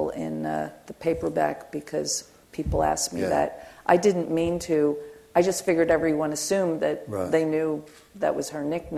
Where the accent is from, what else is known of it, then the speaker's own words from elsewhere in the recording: Philadelphia, Pennsylvania, United States; also born or lived in Camden, New Jersey; I'm a Philly girl